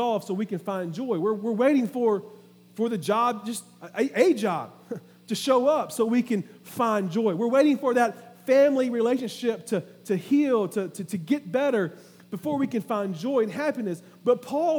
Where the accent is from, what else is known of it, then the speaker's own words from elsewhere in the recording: Orangeburg, South Carolina, United States; moved away; some folks that we grew up with down in Orangeburg